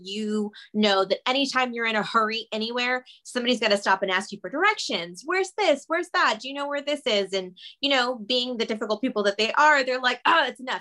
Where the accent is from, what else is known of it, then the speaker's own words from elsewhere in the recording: Austin, Texas, United States; moved away as an adult; also born or lived in Los Angeles, California; I grew up in Texas. I'm actually back in Texas now, but when I lived in LA for 17 years